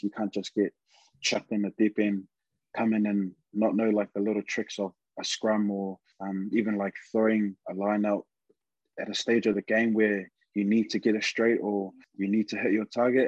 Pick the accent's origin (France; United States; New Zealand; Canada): New Zealand; Auckland; moved away; also born or lived in Manawatu; I'm actually from Auckland West, and I grew up out at uh, West Auckland